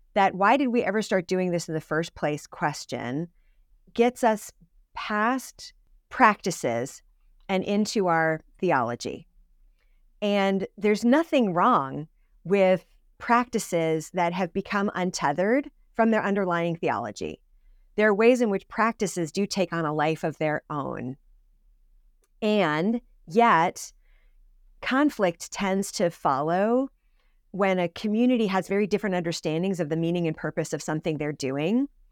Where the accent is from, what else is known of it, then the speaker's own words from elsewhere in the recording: Suffield, Connecticut, United States; I grew up in Suffield, Connecticut